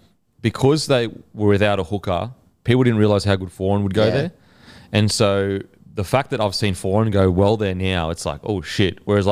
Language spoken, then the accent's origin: English; Australia; And because we're Aussie, we don't know it.